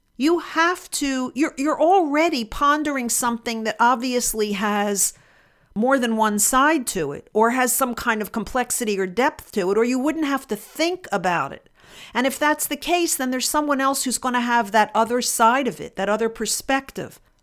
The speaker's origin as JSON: {"language": "English", "region": "Pennsylvania", "country": "United States", "tie": "born or raised there", "also_born_or_lived": "New Jersey", "moved": "as an adult", "lives_now": "Texas, United States", "said": "I grew up in Pennsylvania, lived most of my life there, a brief period, maybe a decade in New Jersey, and then I moved to Texas"}